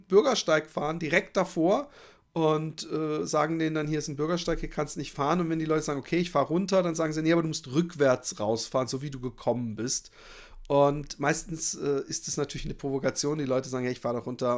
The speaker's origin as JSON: {"language": "German", "country": "Germany", "accent": "German", "moved": "as an adult", "lives_now": "Netherlands", "said": "habe ich einen, auf jeden Fall einen deutschen Akzent"}